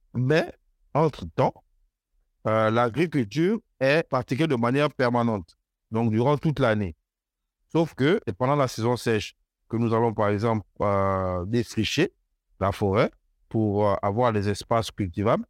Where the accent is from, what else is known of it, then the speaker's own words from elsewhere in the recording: banks of the Ogooué, near Port-Gentil, Ogooué-Maritime, Gabon; je suis né, enfin, j'ai grandi sur les rives de l'Ogoué